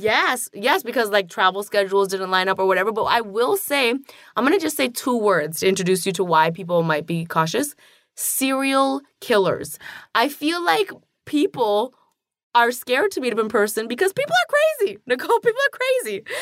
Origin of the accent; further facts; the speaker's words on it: Toronto, Ontario, Canada; growing up in Toronto, you know, I didn't know a single queer person in high school